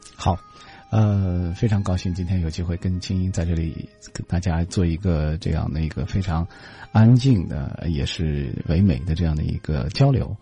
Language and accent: Chinese; Xinjiang, China; moved away; 我在我的家乡能够看到，呃，天山